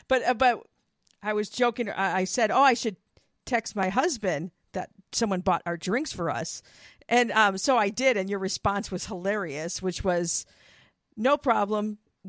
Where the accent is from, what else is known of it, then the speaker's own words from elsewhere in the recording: Wisconsin, United States; My thing is, look, I came from Wisconsin. So, yeah, there's, I mean, we dealt with snow. I didn't love living in the freaking cold and snow and all that.